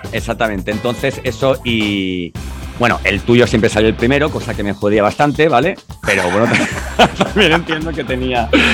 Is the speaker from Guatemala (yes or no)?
no; Andalusia, Spain; somos andaluces los dos